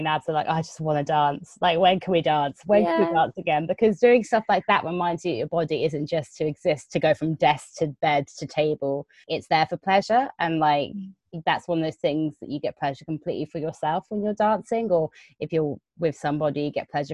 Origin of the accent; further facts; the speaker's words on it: London, United Kingdom; I'm a Londoner.